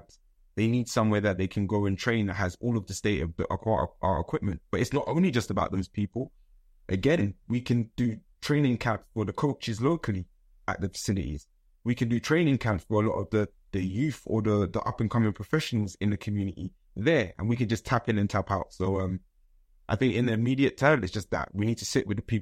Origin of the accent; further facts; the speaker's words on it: London, United Kingdom; I was born in London